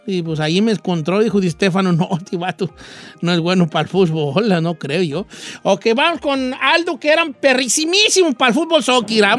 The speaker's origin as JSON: {"language": "Spanish", "town": "Los Reyes", "region": "Michoacán", "country": "Mexico", "moved": "yes", "said": "De los Reyes, Michoacán."}